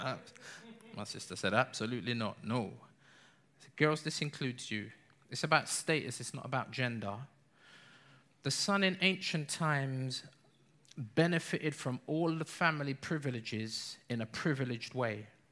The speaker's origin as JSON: {"language": "English", "region": "London", "country": "United Kingdom", "said": "we're English. We're London"}